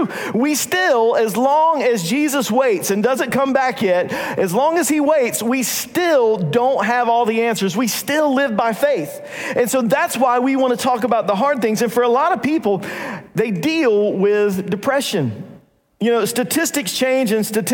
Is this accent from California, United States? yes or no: no; North Carolina, United States; we're from North Carolina